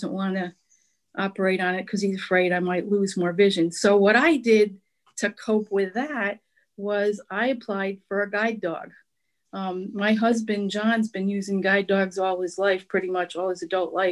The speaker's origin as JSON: {"language": "English", "town": "Albany", "region": "New York", "country": "United States", "tie": "born or raised there", "said": "I grew up in the Albany area"}